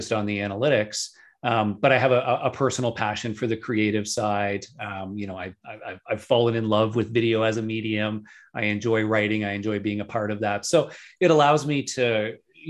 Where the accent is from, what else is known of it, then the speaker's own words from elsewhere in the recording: just outside of Toronto, Ontario, Canada; here in my hometown, just outside of Toronto in Canada.